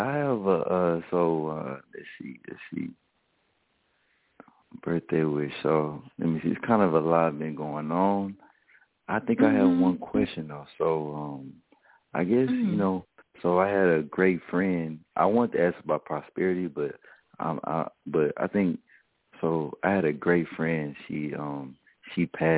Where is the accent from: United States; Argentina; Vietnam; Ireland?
United States; the South; I'm from the South